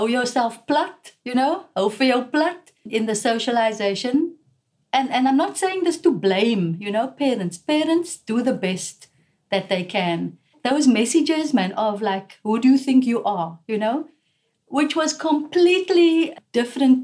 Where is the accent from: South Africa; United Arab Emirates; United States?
South Africa; I'm a South African woman